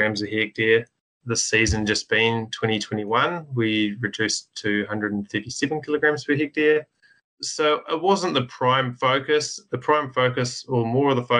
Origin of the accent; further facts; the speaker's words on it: Rotorangi, Waikato, New Zealand; I grew up in Rotorangi myself